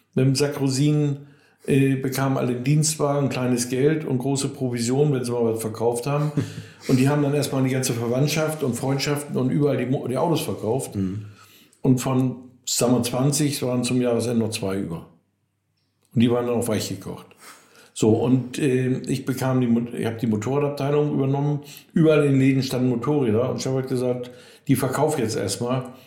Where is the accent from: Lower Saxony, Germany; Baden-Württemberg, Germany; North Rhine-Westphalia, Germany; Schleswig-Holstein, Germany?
Lower Saxony, Germany; Cuxhaven; bei uns in Cuxhaven Nordholz